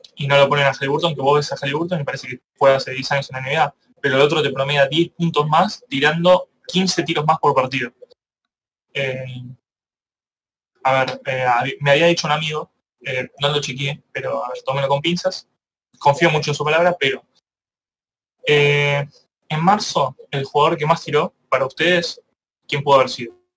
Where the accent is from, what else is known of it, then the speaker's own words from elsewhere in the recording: Argentina; Nosotros somos argentinos